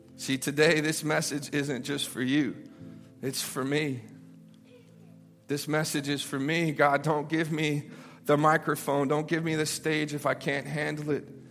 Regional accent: Memphis, Tennessee, United States; I grew up in Memphis, Tennessee

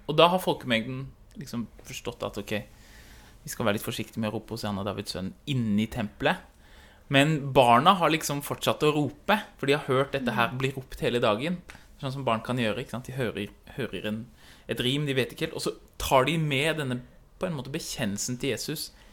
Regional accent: Oslo, Norway; moved away; hjemme i Oslo

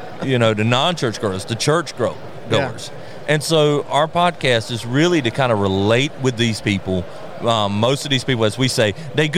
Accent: the South, United States; accent: Southern; You know, we're real rural. If you can tell by the accents, we're from the South.

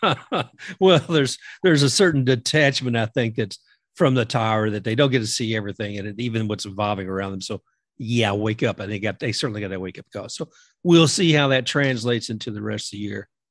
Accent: Kentucky, United States; me growing up in Kentucky

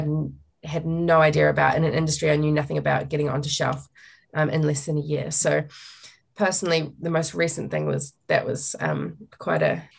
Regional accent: Auckland, New Zealand; moved away as an adult; also born or lived in Wainui / South Canterbury; now in Lake Hawea, New Zealand; I grew up in suburban Auckland in Sunny Nook on the North Shore. I went to the largest girls' high school in New Zealand, 2,500 girls. By the time I was about 15, I think, we moved out to Wainui, which is a bit further out

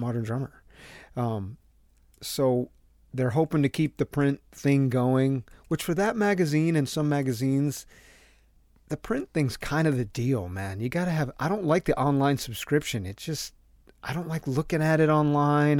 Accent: Southern Connecticut, United States; me growing up in Southern Connecticut

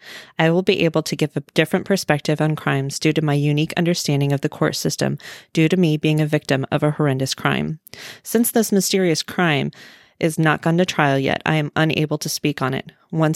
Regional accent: Midwest, United States; I was born and raised in the Midwest, and I still reside here. I'm a 38-year-old widow

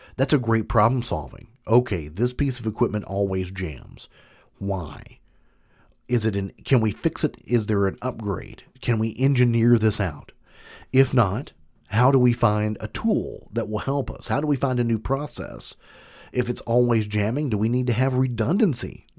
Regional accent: Kentucky, United States; I'm from Kentucky, big bourbon country

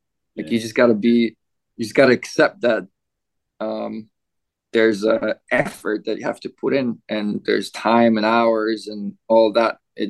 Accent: Canada; I was surprised coming from Canada

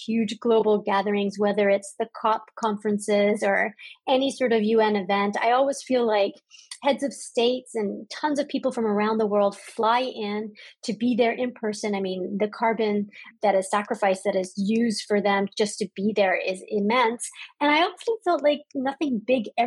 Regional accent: Canada; my home country of Canada

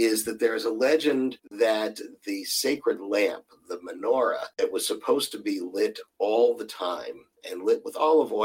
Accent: Pittsburgh, Pennsylvania, United States; now in Houston, United States; I'm originally from Pittsburgh, Pennsylvania

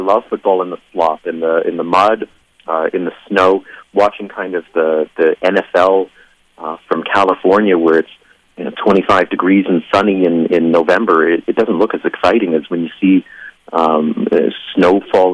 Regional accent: London, Ontario, Canada; now in Halifax, Canada; I grew up in London, Ontario, and went to Western.

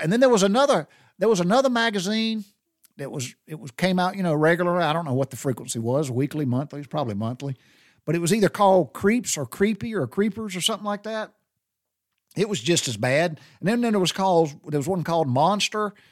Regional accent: Butler, Georgia, United States; I grew up in Taylor County, I grew up in Butler, Georgia

